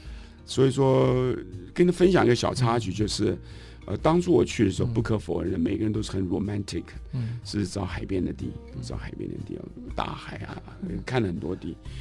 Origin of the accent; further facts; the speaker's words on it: Taipei, Taiwan; now in Taitung, Taiwan; 尤其我是外省人，嗯，我们家好羡慕我的同学有阿公阿嬷，羡慕你可以回台东。我那时候没有，都在台北，也没有亲戚朋友